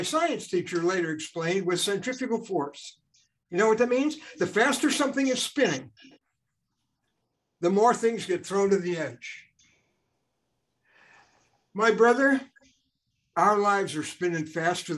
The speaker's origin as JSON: {"language": "English", "town": "Chicago", "region": "Illinois", "country": "United States", "tie": "born or raised there", "said": "growing up in Chicago, my dad took me to Riverview Park"}